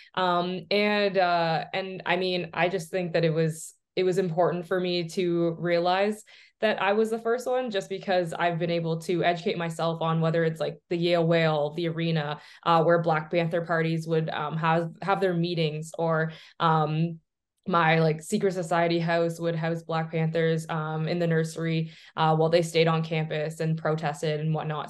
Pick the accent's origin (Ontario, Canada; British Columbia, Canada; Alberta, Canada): Ontario, Canada; Oshawa; growing up in Oshawa and obviously in Canada